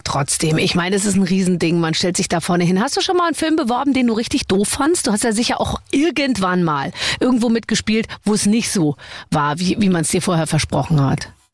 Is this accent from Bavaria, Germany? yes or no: yes; Munich, Bavaria, Germany; ich komme ja aus München